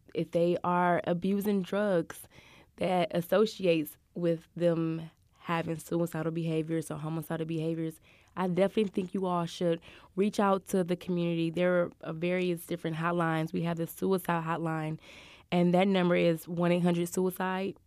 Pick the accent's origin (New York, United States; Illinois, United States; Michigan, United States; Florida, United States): Michigan, United States; moved away as an adult; now in Houston, United States; I'm from Michigan